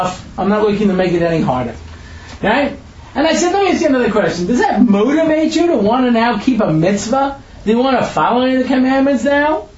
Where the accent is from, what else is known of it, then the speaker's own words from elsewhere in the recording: New York, United States; I grew up in New York, you know, back in the 70s